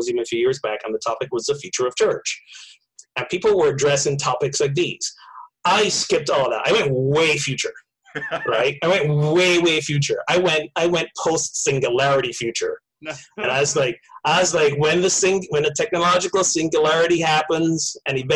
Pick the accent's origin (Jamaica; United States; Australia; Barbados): Barbados; moved away; I grew up in Barbados